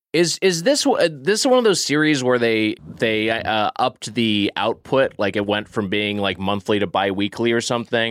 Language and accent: English; Southern California, United States; growing up in Southern California